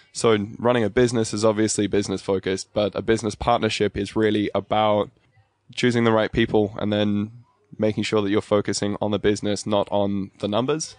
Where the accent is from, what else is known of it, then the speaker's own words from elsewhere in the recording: Albury, New South Wales, Australia; also born or lived in Cape Town, South Africa; I was born in South Africa in Cape Town. Um, I finished high school here, though, so in Aubrey, just over the border in New South Wales.